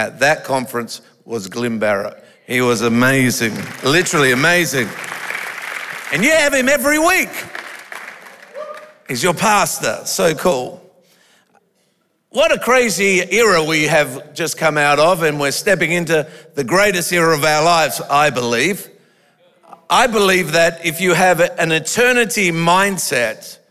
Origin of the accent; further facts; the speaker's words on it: Australia; I'm an Australian